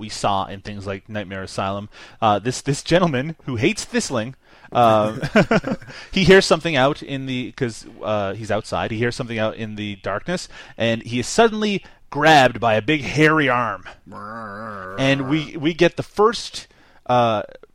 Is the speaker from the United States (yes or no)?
no; Canada; I'm still Canadian